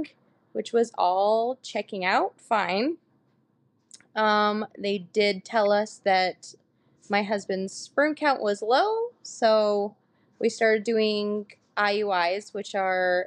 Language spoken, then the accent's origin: English; Utah, United States; I'm from Utah, born and raised